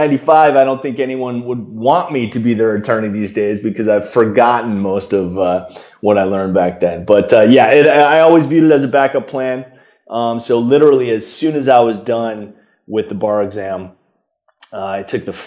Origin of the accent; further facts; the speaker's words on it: Chicago, Illinois, United States; moved away as an adult; now in California, United States; I was born and raised in Chicago, and I will always be a proud Chicagoan